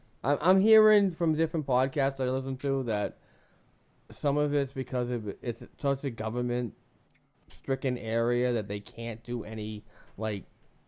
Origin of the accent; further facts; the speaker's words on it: United States; I'm from the United States